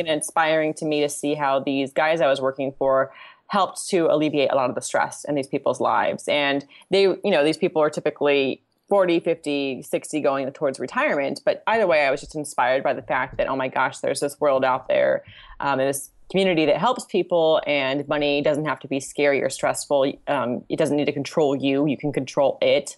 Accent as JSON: {"language": "English", "region": "Southern California", "country": "United States", "said": "my family's from Italy, but I'm from Southern California"}